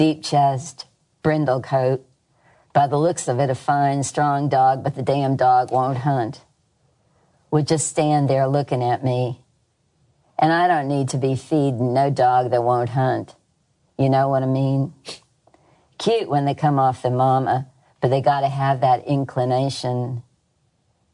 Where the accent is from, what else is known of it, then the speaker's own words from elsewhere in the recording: Berkeley, California, United States; moved away as an adult; now in Mississippi, United States; I grew up in Berkeley